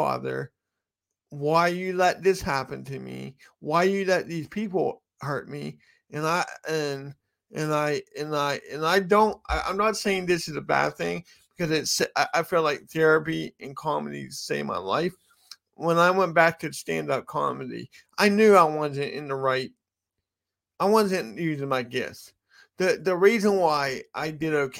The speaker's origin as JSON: {"language": "English", "country": "United States", "said": "I'm American and it's my cultural context"}